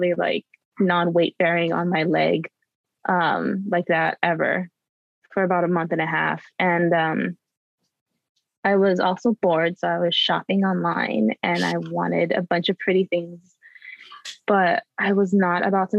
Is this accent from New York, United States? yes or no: no; Oahu, Hawaii, United States; also born or lived in Colorado / Chicago; I was born and raised in Oahu. I was here until I was 18, and then I moved to Colorado for 5 years for college, and then Chicago for 5 years for college